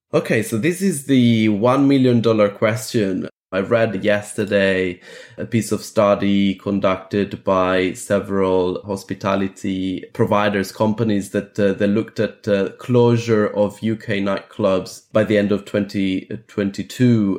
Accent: Athens, Attica, Greece; I was born in Athens

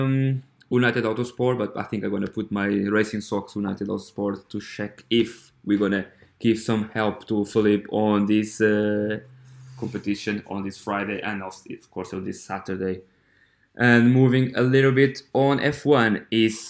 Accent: Coimbra, Centro, Portugal; I'm from Coimbra, I'm from Portugal

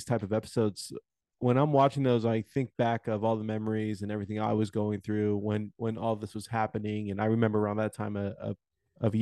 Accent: Houston, Texas, United States; my hometown, Houston, Texas

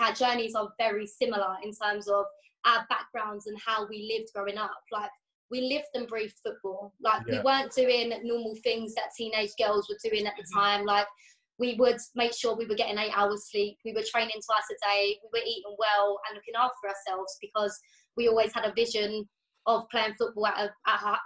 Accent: Enfield, London, United Kingdom; also born or lived in Florida; we're two girls from Enfield

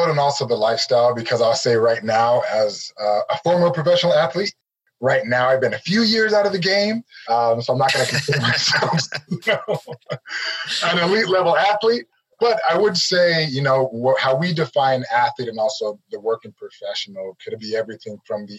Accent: Nigeria; I'm a Nigerian. My background, I'm Nigerian. We did not grow up small.

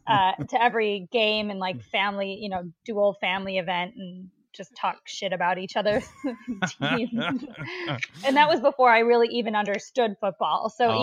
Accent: Stoughton, Wisconsin, United States; also born or lived in North Carolina; I was raised in Stoughton, Wisconsin, okay. Which is about 15 miles, not even 15 miles, but about outside of Madison.

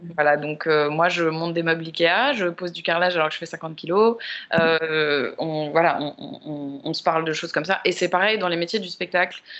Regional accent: Paris, Île-de-France, France; j'ai grandi à Paris aussi

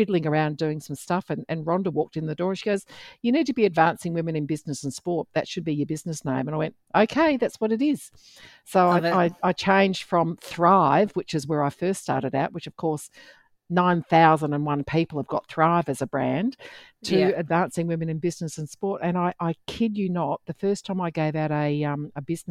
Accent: Perth, Western Australia, Australia; moved away; Perth, my home state

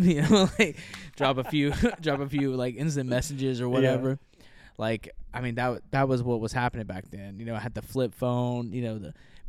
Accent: Memphis, Tennessee, United States; Well, I'm from Memphis. That's where I was

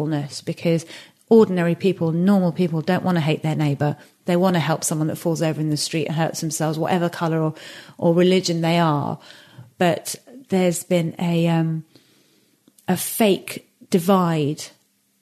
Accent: England, United Kingdom; this geographical space that I was raised

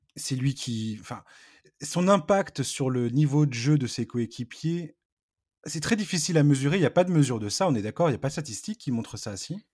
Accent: Breton, Brittany, France; je suis pas normand, je suis breton

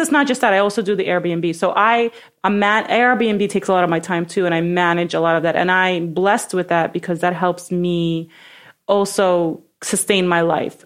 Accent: New York City, New York, United States; I'm from Brooklyn

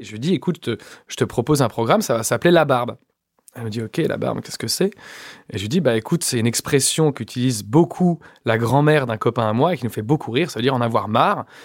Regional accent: Échirolles, Auvergne-Rhône-Alpes, France; j'ai grandi en cité à Échirol, dans la banlieue de Grenoble

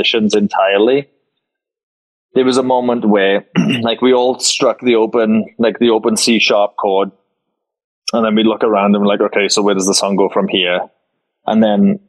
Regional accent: Wales, United Kingdom; moved away as an adult; now in Las Vegas, United States; a Welsh boy that doesn't get to surround himself with Welsh people

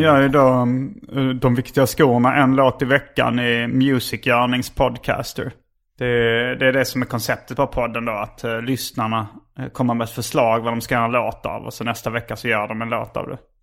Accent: Lund, Skåne, Sweden; also born or lived in Hjärup; jag växte upp. Eh, alltså vi flyttade från Hjärup till Lund

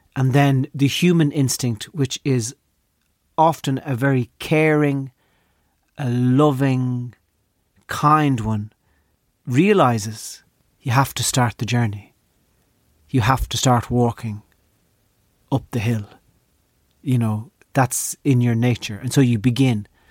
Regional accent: Ireland; Growing up in Ireland

